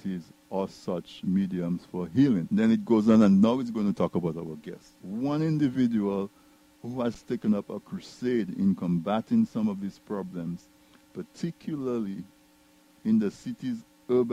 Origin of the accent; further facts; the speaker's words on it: Dominica; I'm from Casa Bruce